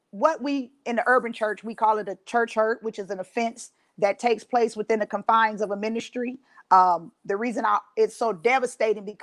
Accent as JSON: {"language": "English", "town": "Los Angeles", "region": "California", "country": "United States", "moved": "yes", "lives_now": "Ohio, United States", "said": "I'm originally from Los Angeles, California, and I've relocated to Ohio."}